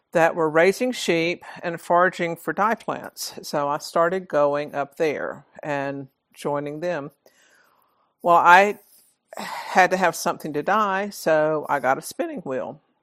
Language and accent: English; Georgia, United States; I was born and raised in Georgia